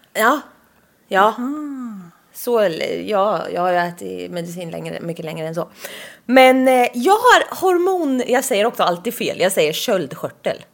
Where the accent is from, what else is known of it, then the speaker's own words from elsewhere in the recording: Östergötland, Sweden; accent: östgötska; Vi har en otrolig östgötska